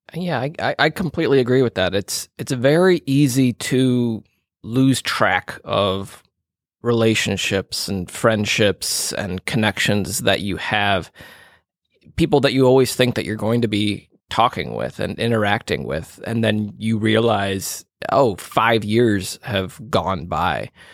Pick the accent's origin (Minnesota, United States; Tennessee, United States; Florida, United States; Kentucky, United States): Minnesota, United States; Minneapolis; moved away; my my hometown uh, of the Twin Cities in, in Minnesota